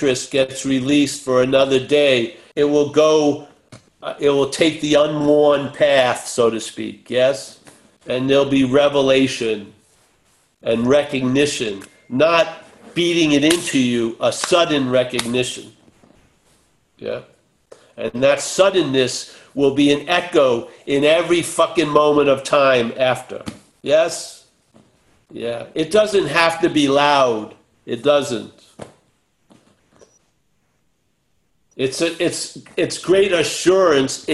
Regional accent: Long Island, New York, United States; an Irish kid from Long Island

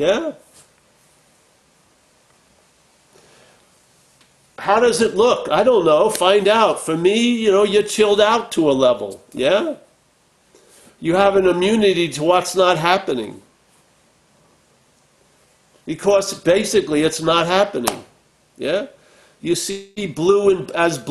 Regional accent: Long Island, New York, United States; I'm from Long Island, New York, not from, you know, Calcutta

